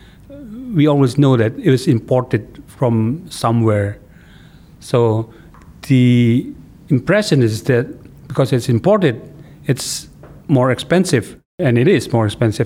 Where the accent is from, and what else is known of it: Salatiga, Central Java, Indonesia